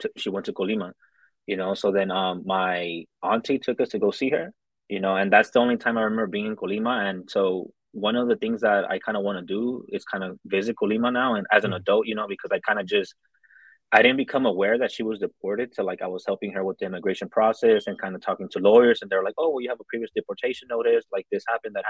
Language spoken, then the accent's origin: English; Los Angeles, California, United States; So I'm from South Central Los Angeles. That's in California.